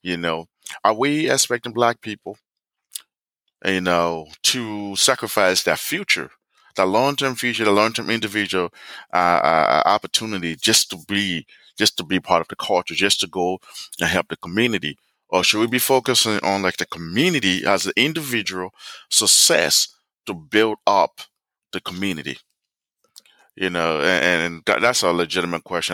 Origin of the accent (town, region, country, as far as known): United States